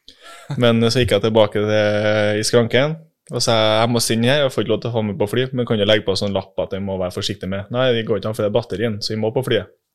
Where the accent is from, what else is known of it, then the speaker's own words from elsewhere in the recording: Melhus, Trøndelag, Norway; accent: trønder; also born or lived in Oslo; er født i Oslo, bodde der i tre år. Men eh, resten av familien min, eller eh, si, besteforeldre og foreldre, er jo fra Trondheim. Så ja. var der mens pappa studerte ferdig, tror jeg. Og så hjem til Melhus.